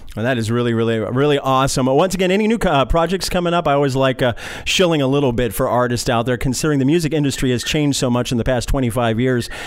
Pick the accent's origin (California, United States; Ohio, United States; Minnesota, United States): California, United States; Los Angeles; I grew up in the San Fernando Valley, outside north of Los Angeles.